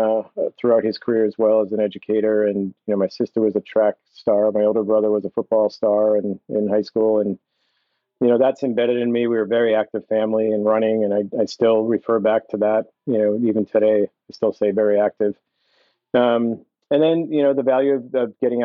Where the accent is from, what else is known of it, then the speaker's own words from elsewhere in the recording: seacoast of New Hampshire, United States; moved away as an adult; I grew up in the seacoast of New Hampshire.